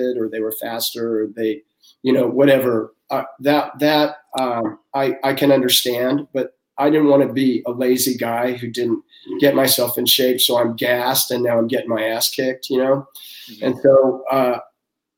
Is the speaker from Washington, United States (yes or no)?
yes; Seattle, Washington, United States; I'm from Seattle, and I was working at a rent-a-car place when I was going to college